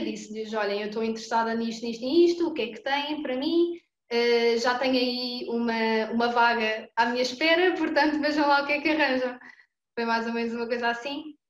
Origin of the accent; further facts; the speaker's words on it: Coimbra, Centro, Portugal; Eu sou de Coimbra, comecei por lá